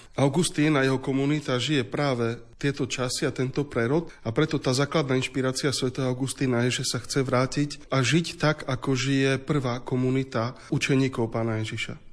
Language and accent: Slovak; Slovakia; Pre nás Slovákov